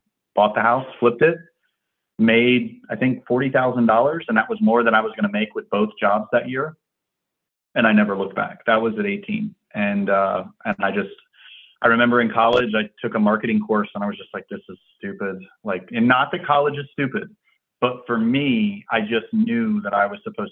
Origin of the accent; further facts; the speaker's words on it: Virginia Beach, Virginia, United States; Virginia Beach, Virginia